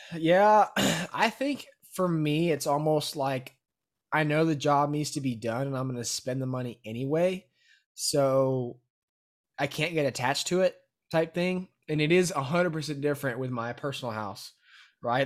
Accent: Brenham, Texas, United States; I was born and raised in Brenham

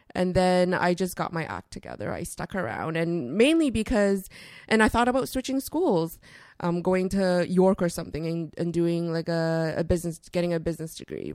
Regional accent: Toronto, Ontario, Canada; also born or lived in Vancouver; I was born in Vancouver, and then we moved to Toronto when I was, uh, really, really young

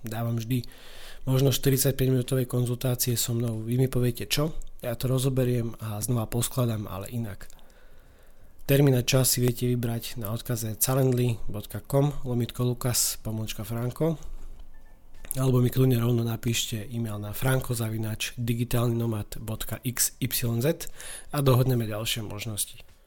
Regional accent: eastern Slovakia, Slovakia; U nás na východe eh, takejto situácii slangov hovoríme

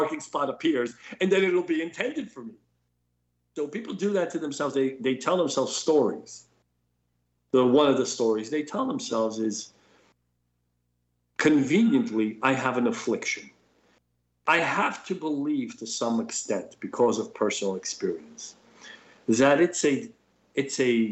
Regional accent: New York City, New York, United States; I grew up in New York City

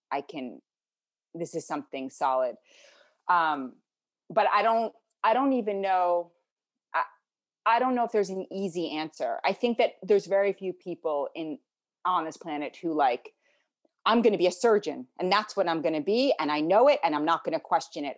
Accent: New York City, New York, United States; also born or lived in Connecticut / New Zealand; I grew up in New York City.

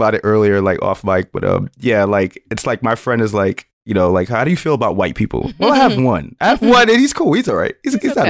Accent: New York, United States; moved away as an adult; now in Atlanta, United States; My parents are from the islands. Like, I cannot fuck with it, man. I cannot. And I'm from New York.

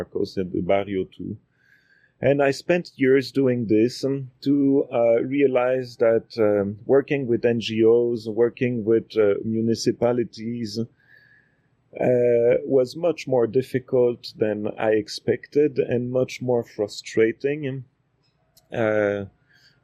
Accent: Quebec City, Quebec, Canada; moved away as an adult; now in Guatemala; I was born in Quebec City from two linguist professors.

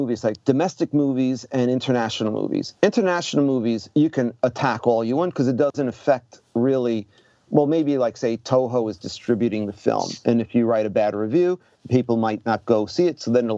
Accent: New York, United States; moved away as an adult; also born or lived in Osaka, Japan; now in Japan; as a New Yorker

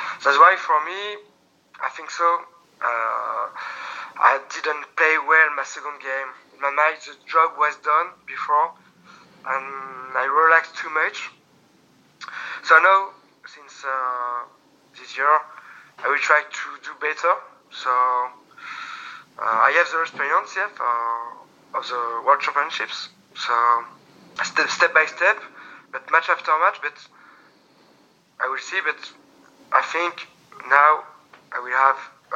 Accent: France; accent: French; English is a second language; my French accent

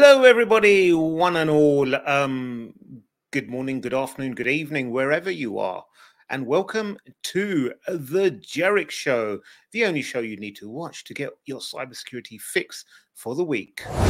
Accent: United Kingdom; as a Brit

